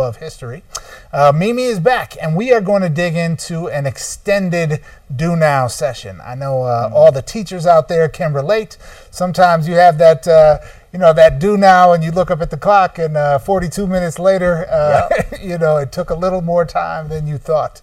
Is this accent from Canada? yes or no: no; Midwest, United States; I'm from the Midwest